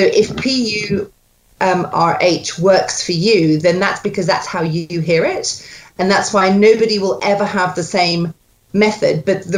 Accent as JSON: {"language": "English", "region": "Scotland", "country": "United Kingdom", "tie": "born there", "accent": "Scots", "said": "I was born in Scotland."}